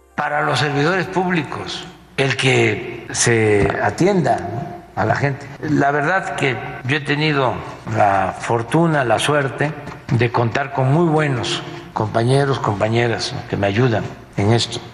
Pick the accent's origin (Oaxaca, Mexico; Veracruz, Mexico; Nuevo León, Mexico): Veracruz, Mexico; yo soy veracruzano, yo ahí nací, ahí crecí, ahí estudié primaria, secundaria, prepa, mi familia es de ahí